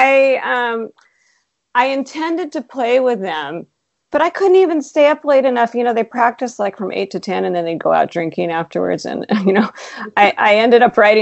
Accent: Seattle, Washington, United States; I grew up in Seattle

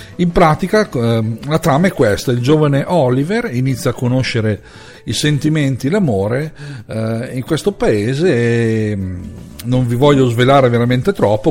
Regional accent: Lombardy, Italy; in Lombardia, la mia terra

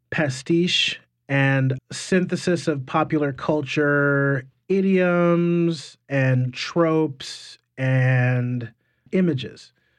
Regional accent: Wiesbaden, Hesse, Germany; born there; And so I was born in Wiesbaden, Germany instead. So we traveled around an awful lot.

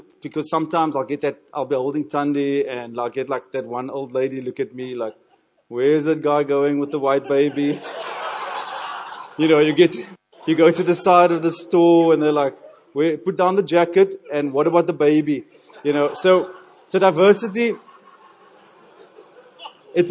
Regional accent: Cape Town, Western Cape, South Africa; I'm from Cape Town, thoroughly Cape Townian

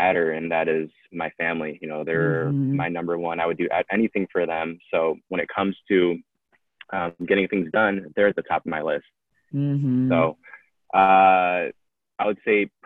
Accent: Detroit, Michigan, United States; I'm from Detroit, Michigan.

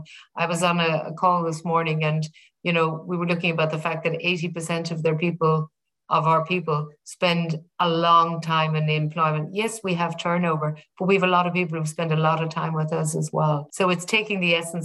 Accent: Ireland; being Irish, I remember growing up with the Ford Motor Company

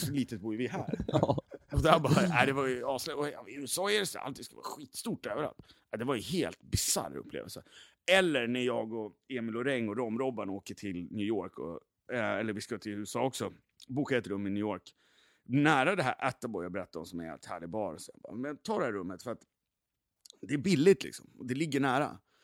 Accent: Gävle, Gävleborg County, Sweden; now in Stockholm, Sweden; Jag kommer från Gävle också, jag är gammal graffitimålare

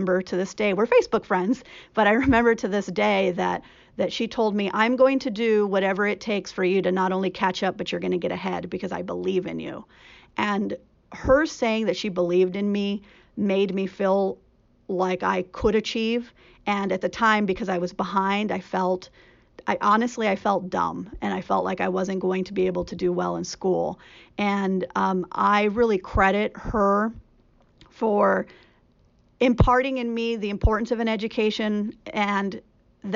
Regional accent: California, United States; also born or lived in Richmond, California / Los Angeles, California / Central Valley, California; I was born in Richmond, which is outside of, it's in the Bay Area, and lived in Richmond and in Los Angeles, and then in the Central Valley in California

